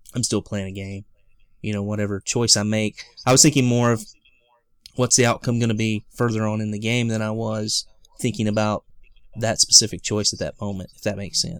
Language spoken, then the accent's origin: English; the South, United States; I'm a guy from the South